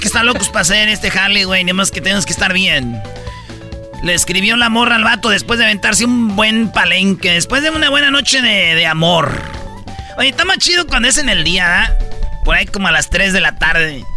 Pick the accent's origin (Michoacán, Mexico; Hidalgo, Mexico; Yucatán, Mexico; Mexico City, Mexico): Michoacán, Mexico; yo soy de Michoacán